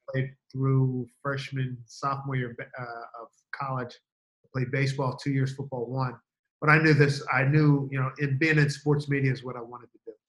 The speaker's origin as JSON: {"language": "English", "town": "Philadelphia", "region": "Pennsylvania", "country": "United States", "moved": "yes", "said": "I'm from Philly originally"}